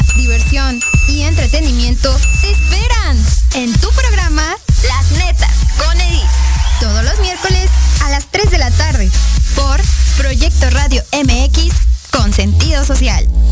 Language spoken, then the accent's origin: Spanish; Mexico